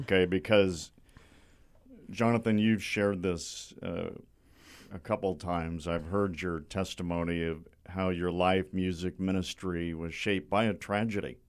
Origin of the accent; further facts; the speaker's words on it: Bay Area, California, United States; I grew up in the Bay Area